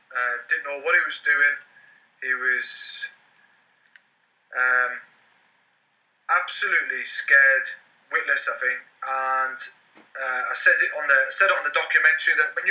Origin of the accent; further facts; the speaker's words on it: Carlisle, North West England, United Kingdom; in my hometown in Carlisle